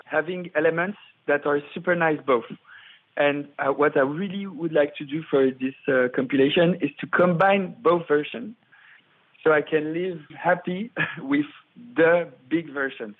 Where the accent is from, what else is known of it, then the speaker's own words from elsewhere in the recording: Paris, Île-de-France, France; I'm from Paris uh, at the beginning